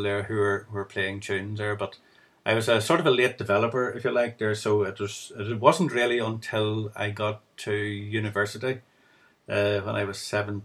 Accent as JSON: {"language": "English", "town": "Lisnaskea", "region": "Northern Ireland", "country": "United Kingdom", "tie": "born or raised there", "said": "I grew up there in County Fermanagh, near the town there of Lisnaskey"}